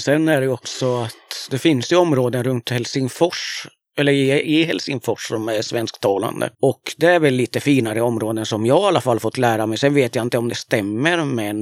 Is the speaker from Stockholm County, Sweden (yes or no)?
no; Östergötland, Sweden; jag kommer ju liksom från Östergötland